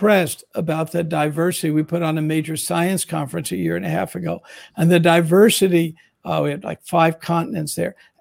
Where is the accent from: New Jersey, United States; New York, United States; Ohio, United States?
New Jersey, United States; I'm from a Jewish New Jersey community